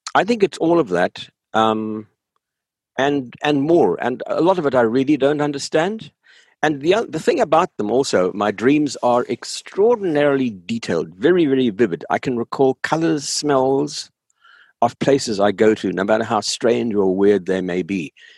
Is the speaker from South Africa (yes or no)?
yes; South Africa; moved away as an adult; I grew up in South Africa. I grew up in the apartheid society in South Africa. I had my education there. Oh, right up until uh, um, the end of my high school days, I lived in South Africa.